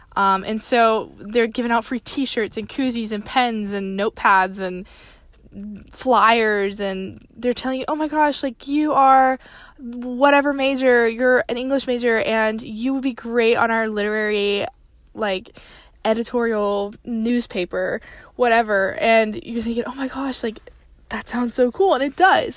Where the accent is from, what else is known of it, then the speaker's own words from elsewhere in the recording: Tennessee, United States; I grew up in Tennessee